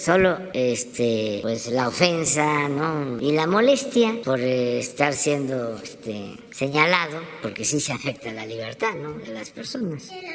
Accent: Mexico; somos los mexicanos

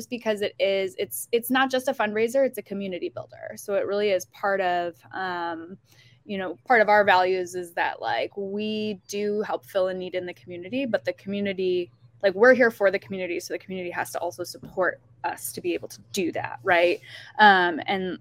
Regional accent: Syracuse, New York, United States; I'm from Syracuse, New York.

